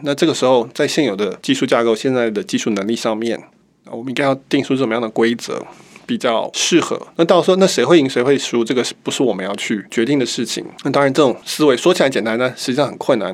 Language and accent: Chinese; Taiwan; 我们台湾人民